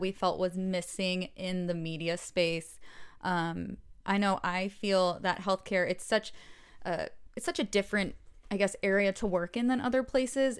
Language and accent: English; Atlanta, Georgia, United States; moved away as an adult; now in Los Angeles, United States; I'm from Atlanta. I was born and grew up there